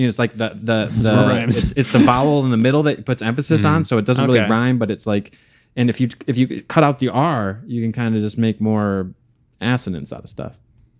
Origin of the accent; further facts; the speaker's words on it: Boston, Massachusetts, United States; because the way that I talk and I'm barking and I'm from Boston here.